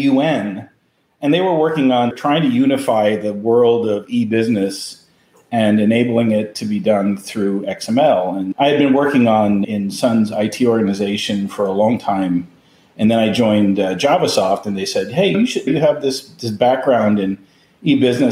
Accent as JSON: {"language": "English", "town": "Rye", "region": "New York", "country": "United States", "tie": "born or raised there", "said": "I grew up in Westchester. I grew up in Rye"}